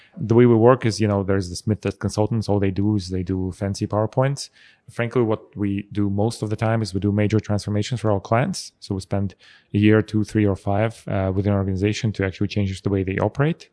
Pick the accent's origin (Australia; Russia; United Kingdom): Russia; also born or lived in Armenia; now in Zurich, Switzerland; I was born in Armenia. I actually spent most of my life in Russia.